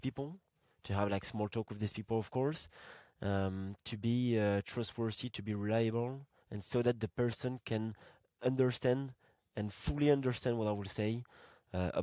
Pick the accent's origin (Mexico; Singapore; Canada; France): France; Marseille, Provence-Alpes-Côte d'Azur; my hometown, like Marseille in France, I would say that I'm from Marseille